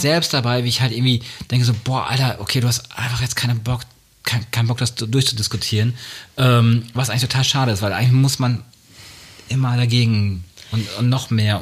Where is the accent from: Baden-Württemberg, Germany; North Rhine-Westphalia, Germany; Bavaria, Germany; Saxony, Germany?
North Rhine-Westphalia, Germany; Münster; ich bin in Münster groß geworden, äh, da sagt man noch quasi, dass man so einen westfälischen Kopf hat